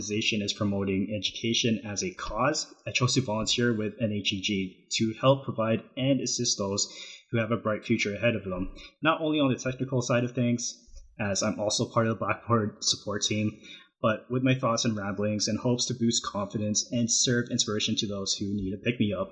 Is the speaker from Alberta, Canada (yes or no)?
yes; Calgary, Alberta, Canada; moved away as an adult; now in Loma Linda, United States; I was born and raised in Calgary, Alberta, Canada, and moved to Loma Linda, California late 2011 to pursue my studies in IT